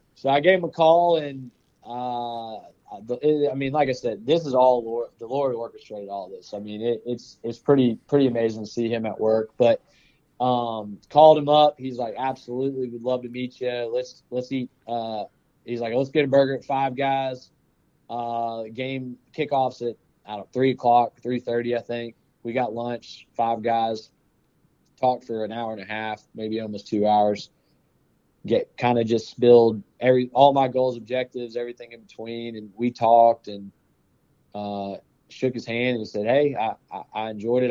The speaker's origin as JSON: {"language": "English", "town": "Powder Springs", "region": "Georgia", "country": "United States", "tie": "born or raised there", "said": "I actually grew up in Powder Springs"}